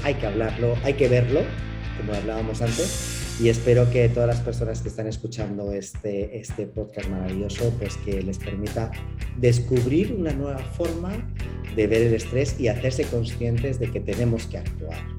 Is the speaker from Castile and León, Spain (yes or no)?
no; Madrid, Community of Madrid, Spain; now in Mérida, Mexico; yo soy español y eh, soy, soy madrileño, pero vivo en Yucatán, vivo en Mérida